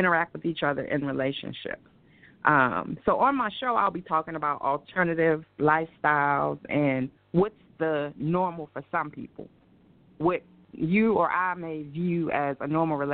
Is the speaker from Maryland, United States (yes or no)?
yes; Baltimore, Maryland, United States; moved away as an adult; I am originally from Baltimore, Maryland